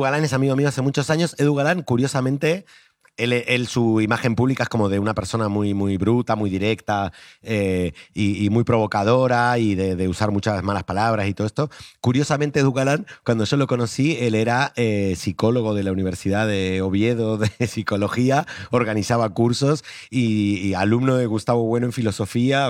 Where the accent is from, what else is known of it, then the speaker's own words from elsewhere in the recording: Argentina; now in Spain; como vengo de Argentina, lo tengo en sangre